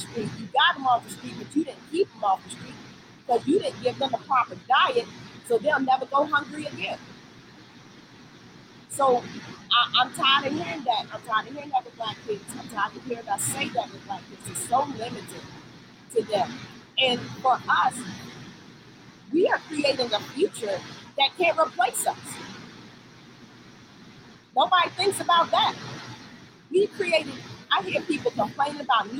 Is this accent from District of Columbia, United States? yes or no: yes; Washington, District of Columbia, United States; I'm from Southeast DC